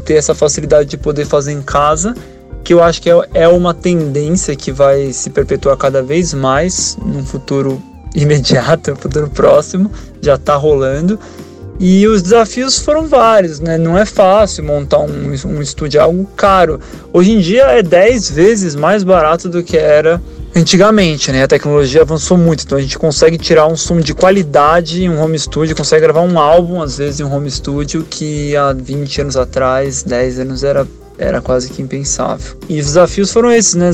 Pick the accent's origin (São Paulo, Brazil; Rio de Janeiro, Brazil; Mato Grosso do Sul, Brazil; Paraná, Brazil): São Paulo, Brazil; sou de São Paulo.